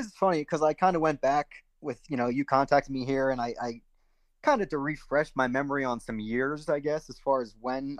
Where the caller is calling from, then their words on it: Orangeburg, Pennsylvania, United States; So I live in Orangeburg, Pennsylvania. It's kind of eastern Pennsylvania, center eastern.